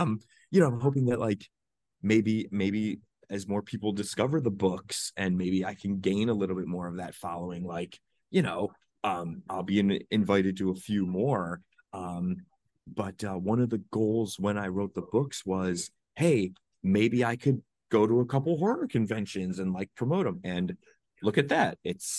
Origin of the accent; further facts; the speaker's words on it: Ohio, United States; moved away; I'm from Ohio originally.